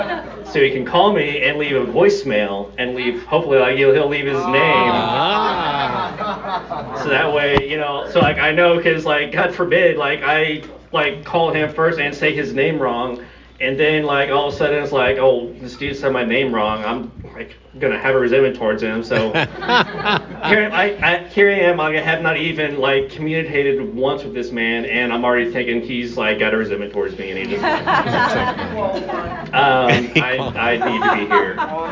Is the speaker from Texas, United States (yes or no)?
yes; Austin, Texas, United States; So I am from Austin, Texas. My home group is the Lambda Live and Let Live group on Sunday morning at 11 o'clock.